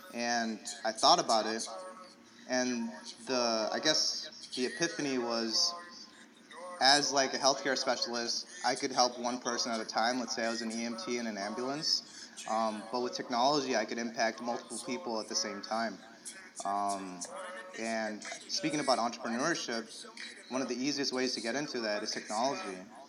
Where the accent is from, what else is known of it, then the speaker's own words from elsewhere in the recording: San Francisco, California, United States; also born or lived in Illinois; But I was told I was born in San Francisco. I was raised in Cali. I was a Cali boy.